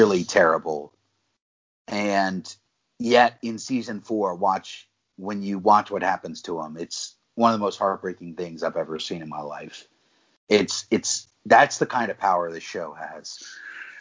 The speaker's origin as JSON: {"language": "English", "region": "Maryland", "country": "United States", "said": "I'm from Maryland. I don't live in Baltimore City. I'm not from Baltimore City"}